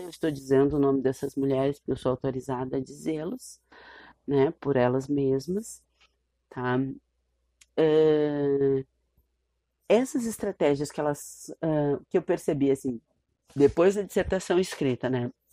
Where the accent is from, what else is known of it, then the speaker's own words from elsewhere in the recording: Porto Alegre, Rio Grande do Sul, Brazil; uma pessoa como eu que saiu lá do Morro do Curral. Saiu nada, porque eu continuo lá, minha família está lá, eu estou lá, meus amigos, minhas amigas estão lá. Foi lá que eu estudei